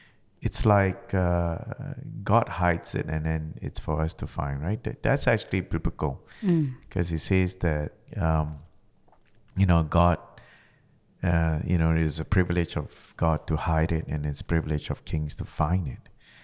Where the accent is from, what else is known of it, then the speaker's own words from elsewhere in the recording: Malaysia; because, you know, I was originally from Malaysia.